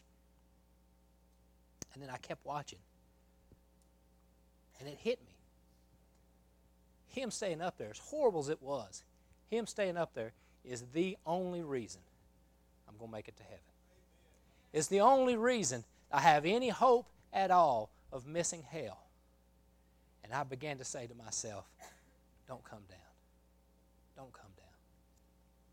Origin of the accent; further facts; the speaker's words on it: Oklahoma, United States; moved away as an adult; also born or lived in Mobile, Alabama / Kentucky; now in Alabama, United States; I grew up in Oklahoma, went to school all 16 years of, or 12 years or whatever it was of school that I went through